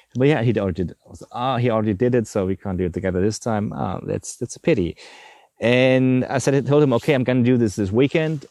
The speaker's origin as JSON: {"language": "English", "country": "Germany", "said": "I'm from Germany"}